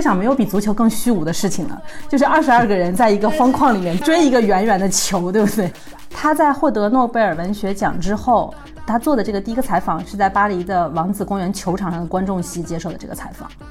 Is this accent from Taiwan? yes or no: no; China; moved away as an adult; now in Germany; 因为我现在在德国，你比较一下在德国踢球的感觉和在中国踢球感觉，那完全不一样。